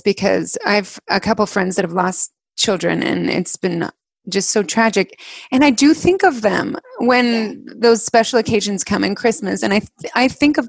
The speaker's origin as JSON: {"language": "English", "town": "Alpine", "region": "Utah", "country": "United States", "tie": "born or raised there", "said": "we grew up in Alpine and it is wildly windy."}